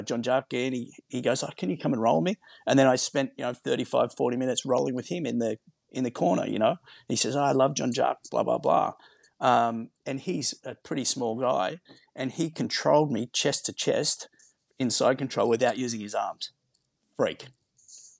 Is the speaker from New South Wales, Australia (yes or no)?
yes; Sydney, New South Wales, Australia; moved away as an adult; now in Los Angeles, United States; growing up in Maroubra